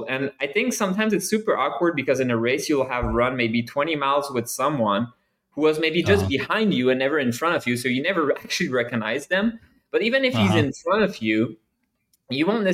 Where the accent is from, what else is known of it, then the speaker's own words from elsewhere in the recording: Canada; now in United States; I'm Canadian. I'm French Canadian